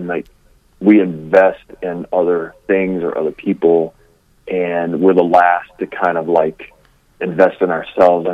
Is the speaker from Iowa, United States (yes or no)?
no; Louisiana, United States; I'm from Louisiana. Like, I am way down south